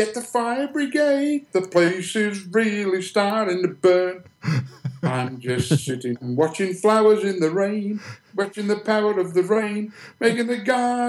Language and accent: English; Black Country, West Midlands, United Kingdom; we actually come from the Black Country, and it's right in the centre of England, and a lot of people can't understand the way we talk.